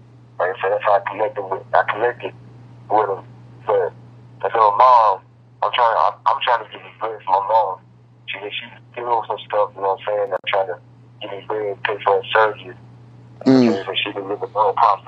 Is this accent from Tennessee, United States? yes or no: no; Roxboro, North Carolina, United States; I'm from the Rock, Rocksboro, North Carolina.